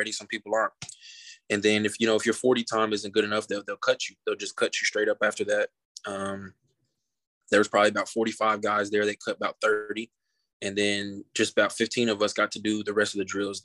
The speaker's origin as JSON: {"language": "English", "town": "Kansas City", "region": "Missouri", "country": "United States", "tie": "born or raised there", "said": "I grew up in Kansas City, so I'm a Chiefs fan by default, really."}